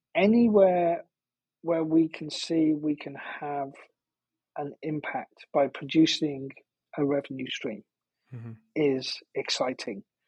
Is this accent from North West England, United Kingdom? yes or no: yes; just outside of Liverpool, North West England, United Kingdom; moved away; my my hometown, uh, I grew up just outside of Liverpool